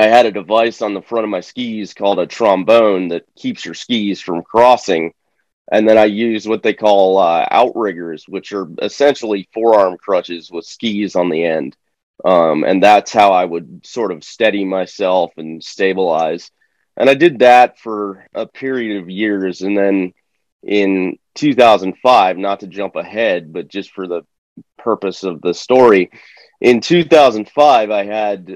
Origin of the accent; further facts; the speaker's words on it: Florida, United States; I was born in Florida. And so I grew up like fishing